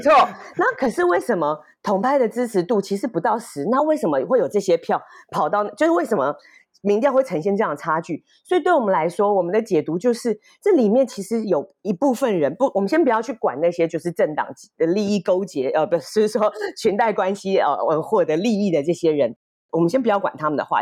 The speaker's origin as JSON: {"language": "Chinese", "town": "Kaohsiung", "country": "Taiwan", "said": "我是高雄人"}